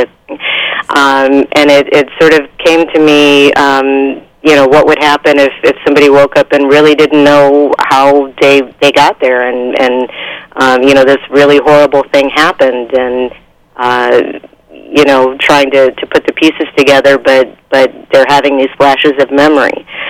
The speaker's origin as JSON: {"language": "English", "region": "East Coast", "country": "United States", "moved": "as an adult", "said": "I'm originally from the East Coast"}